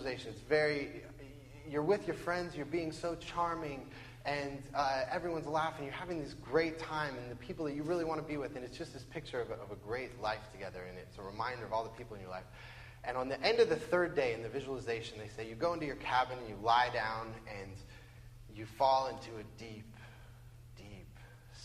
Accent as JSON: {"language": "English", "town": "Bellevue", "region": "Washington", "country": "United States", "tie": "born or raised there", "also_born_or_lived": "Western Samoa", "said": "I grew up in Bellevue"}